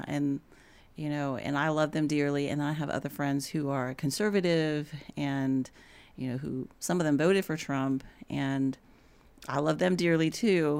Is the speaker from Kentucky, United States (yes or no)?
no; Houston, Texas, United States; moved away as an adult; now in Atlanta, United States; I had lived in, and grown up in Houston